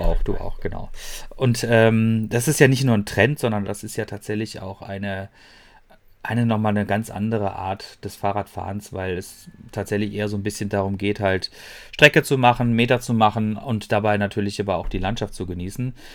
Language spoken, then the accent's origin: German; Freiburg, Baden-Württemberg, Germany; moved away as an adult; now in Ruhr area, Germany; das Freiburg, ähm, das ist ja meine Heimatstadt und ich habe da lange Jahre lang gelebt